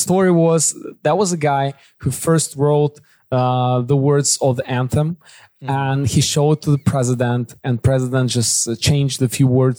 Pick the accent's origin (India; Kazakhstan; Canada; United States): Kazakhstan; English is a second language; I was born in Kazakhstan, but I'm not Kazakh, but I can speak Kazakh a little bit.